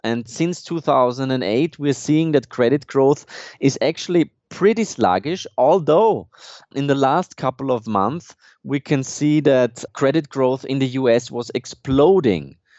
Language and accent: English; Vienna, Austria; I'm not only from Austria, I was born in Vienna